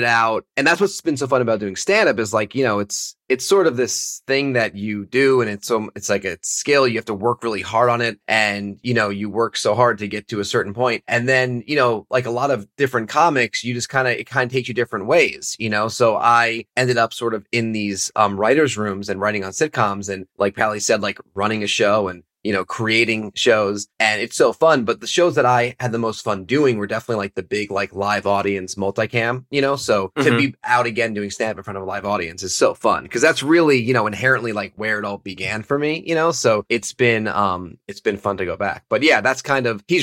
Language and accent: English; Stamford, Connecticut, United States; moved away; I'm an East Coast guy. Stamford, Connecticut